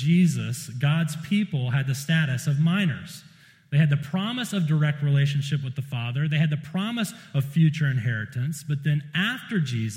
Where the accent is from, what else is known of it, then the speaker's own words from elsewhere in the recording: South Carolina, United States; I'm from South Carolina